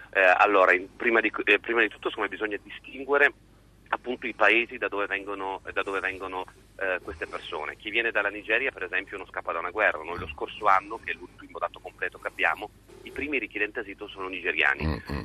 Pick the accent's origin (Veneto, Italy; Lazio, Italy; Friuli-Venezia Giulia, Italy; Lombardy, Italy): Friuli-Venezia Giulia, Italy; io vengo dal Friulenza Giulia